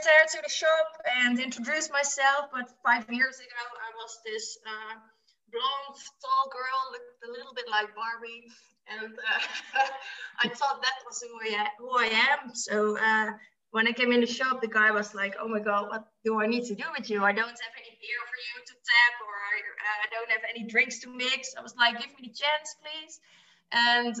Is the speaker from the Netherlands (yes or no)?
yes; Netherlands; I'm from the Netherlands